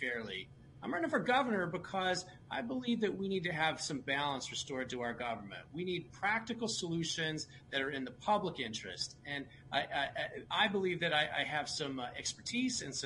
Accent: Salt Lake County, Utah, United States; I was born and raised here in the Salt Lake County and went to school at the University of Utah

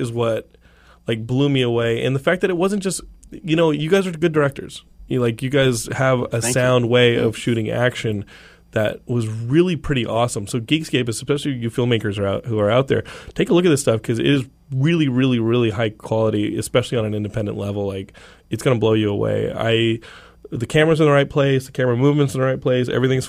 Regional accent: Texas, United States; I'm from Texas. I know this.

